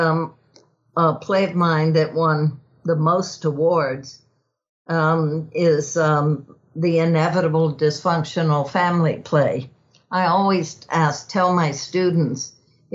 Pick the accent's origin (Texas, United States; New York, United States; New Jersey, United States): Texas, United States; growing up in Texas